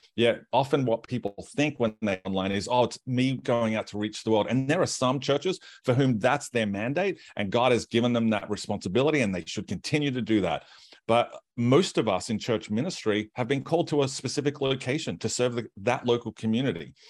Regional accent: Australia; moved away as an adult; also born or lived in United States

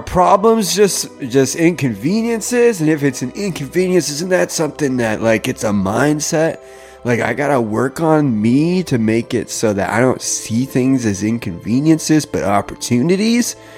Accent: Canada; I'm Canadian

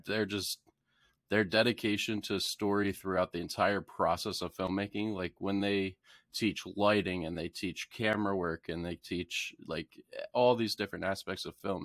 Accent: York, Pennsylvania, United States; also born or lived in Baltimore, Maryland; I am originally from Baltimore, Maryland, but I moved to York, Pennsylvania when I was, uh, young child, like in elementary school

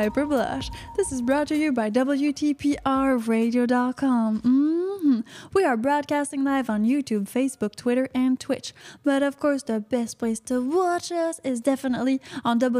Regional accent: Canada; I am from Canada

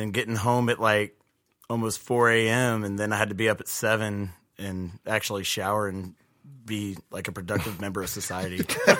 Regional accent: Nashville, Tennessee, United States; I grew up on the west side in an area called Bellevue.

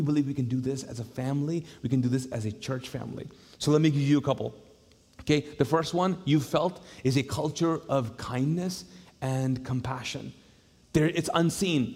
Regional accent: Kuwait; now in Charlotte, United States; I grew up in the Middle East

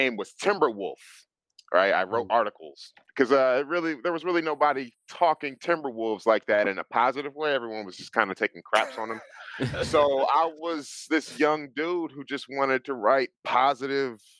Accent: Minneapolis, Minnesota, United States; moved away as an adult; now in Atlanta, United States; born and raised in Minneapolis, Minnesota. I moved to Atlanta maybe 15 years ago

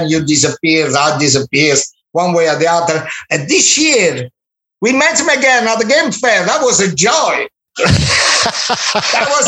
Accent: Minori, Campania, Italy; English is a second language; moved away; I was in my hometown in Minori, in Amalfi Coast

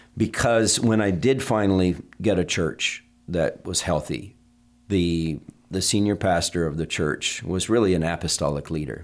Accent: Vermont, United States; I was raised in Vermont

